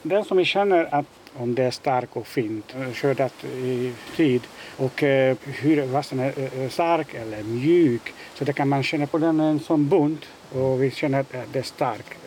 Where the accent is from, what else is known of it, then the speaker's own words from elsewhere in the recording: Hungary; Swedish is a second language; moved away as an adult; also born or lived in Netherlands / Denmark; now in Malmö, Sweden; kommer från mitt hemland, från Ungern.